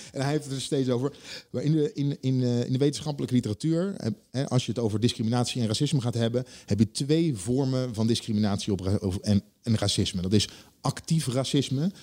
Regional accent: Leiden, South Holland, Netherlands; ik kom uit Leiden

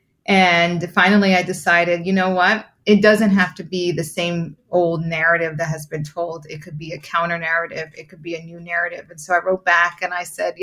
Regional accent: New York City, New York, United States; I'm also a Bronxite. I grew up in the Bronx

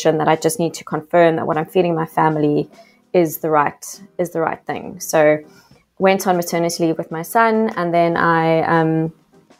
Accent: South Africa; accent: South African; now in Australia; I am actually South African, a South African living in Australia. You might hear my yas, which is the telltale sign of that I'm still deeply South African.

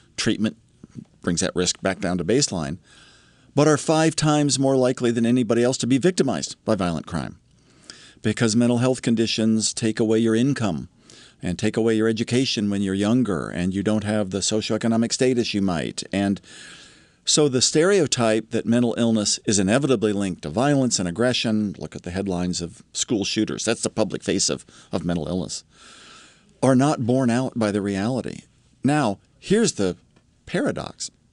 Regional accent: Columbus, Ohio, United States; My little sister and I grew up in Columbus, Ohio

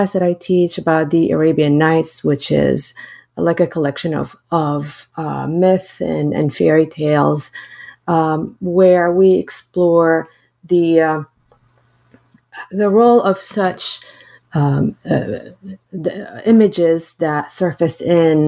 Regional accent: Syria; also born or lived in United States; now in Iowa, United States; when I grew up in Syria to when I moved to the United States

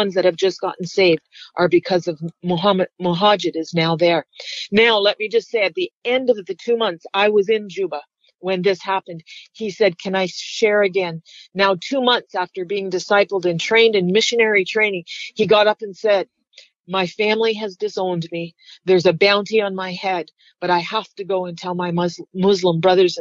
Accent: Canada; I'm Canadian

